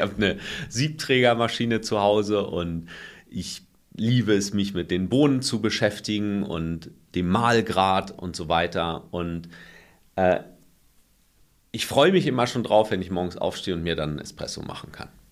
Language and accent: German; Germany; bei uns in Deutschland